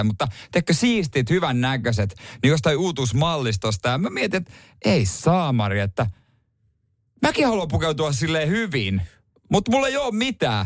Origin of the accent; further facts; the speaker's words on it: Seinäjoki, South Ostrobothnia, Finland; mun kotikaupungissa Seinäjällä